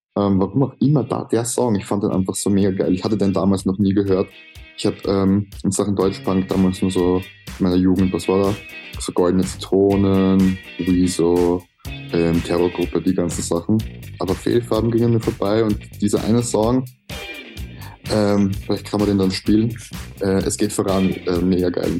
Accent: Austria; accent: Austrian German; Als Österreicher

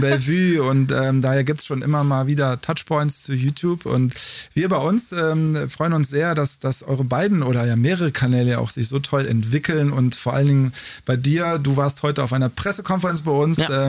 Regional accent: North Rhine-Westphalia, Germany; dass wir aus derselben Region kommen

